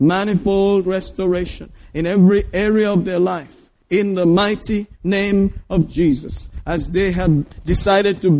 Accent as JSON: {"language": "English", "region": "Kerala", "country": "India", "said": "Well, I'm from Kerala. I'm quite"}